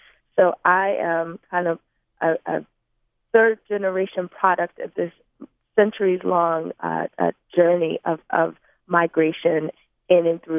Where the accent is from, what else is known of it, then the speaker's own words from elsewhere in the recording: Long Island, New York, United States; also born or lived in Harlan County, Kentucky; I was born and raised in Long Island, New York. I am an 80s baby, so I was born at the tail end of the out-migration out of Harlan County, particularly the coal mining towns of Lynch, Denham